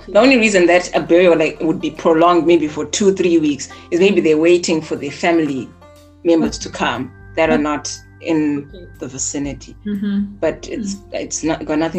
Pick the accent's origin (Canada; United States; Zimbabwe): Zimbabwe; moved away; I see some traits of Zimbabwean culture in me, but not all the Zimbabwean culture traits. So I would not say I'm not a true cultural Zimbabwean.